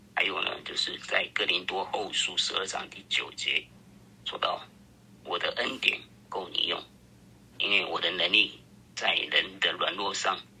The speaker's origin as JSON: {"language": "Chinese", "town": "Taipei", "country": "Taiwan", "tie": "born or raised there", "said": "我是四十七年次的啦，我在台北长大"}